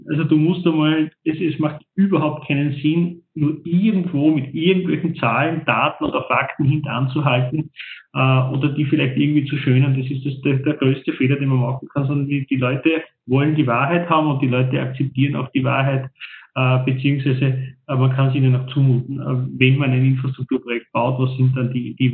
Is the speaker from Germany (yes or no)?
no; Salzburg, Austria; Das interessiert ja mich als Salzburger nicht, als Bewohner dort.